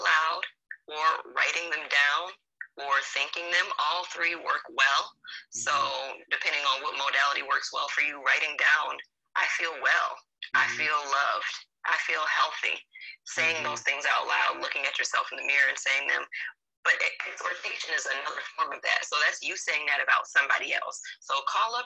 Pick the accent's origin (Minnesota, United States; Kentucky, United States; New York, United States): New York, United States; Lockport; I grew up in Lockport, New York, which is a small town in Western New York right outside of Niagara Falls.